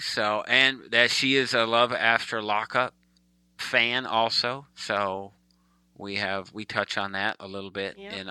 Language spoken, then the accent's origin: English; United States; I'm the American in our relationship.